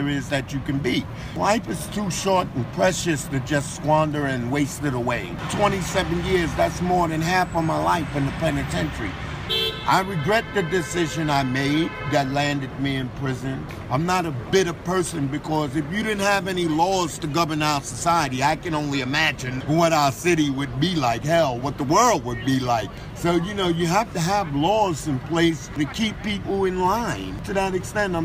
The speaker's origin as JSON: {"language": "English", "town": "New York City", "region": "New York", "country": "United States", "tie": "born or raised there", "said": "Born and raised. I was born in Harlem Hospital, but I was raised in Brooklyn all my life"}